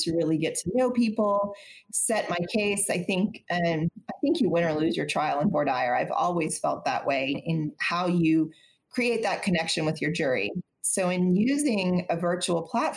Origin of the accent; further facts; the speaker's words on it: Austin, Texas, United States; I'm from Austin. I'm a native Austinite, born and raised here